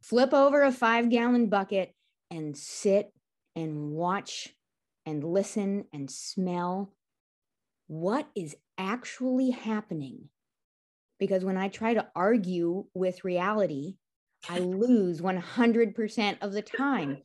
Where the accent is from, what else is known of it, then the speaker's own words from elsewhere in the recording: California, United States; moved away; as a kid growing up in California